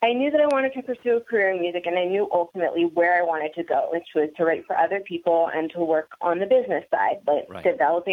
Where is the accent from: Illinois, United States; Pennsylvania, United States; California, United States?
Pennsylvania, United States; Philadelphia; I grew up until I was 15. I lived in Northeast Philadelphia, and then we moved to a suburb about an hour north